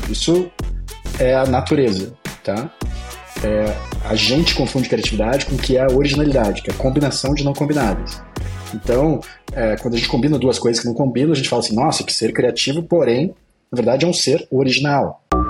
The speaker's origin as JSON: {"language": "Portuguese", "town": "Pelotas", "region": "Rio Grande do Sul", "country": "Brazil", "said": "Eu sou de Pelotas, né, do interior do Rio Grande do Sul"}